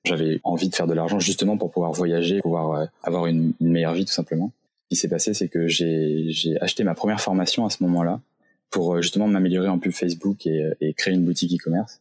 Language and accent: French; Saint-Malo, Brittany, France; je viens de Bretagne, j'ai grandi dans la région de Saint-Malo